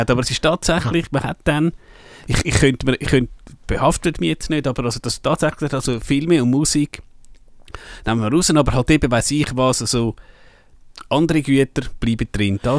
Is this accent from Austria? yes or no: no; Switzerland; da können wir als Schweizer nicht viel machen.